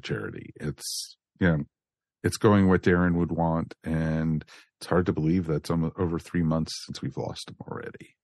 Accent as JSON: {"language": "English", "country": "United States", "tie": "born or raised there", "said": "the area I grew up in outside of Washington, D.C."}